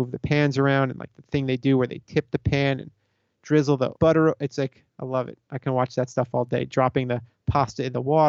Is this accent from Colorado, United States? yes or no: no; South Florida, United States; I grew up in South Florida.